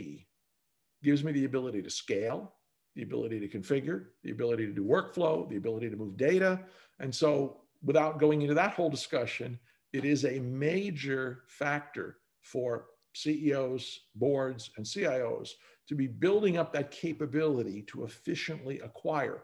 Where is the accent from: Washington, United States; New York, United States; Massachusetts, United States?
New York, United States; also born or lived in Boston; now in Texas, United States; I'm a New Yorker by birth, and I've lived in Boston and New York in dense cities.